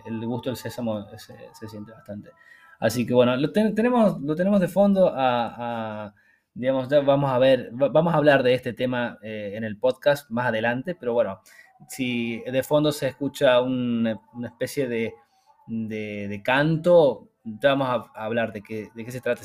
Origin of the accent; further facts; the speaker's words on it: Argentina; moved away; nosotros que venimos de Argentina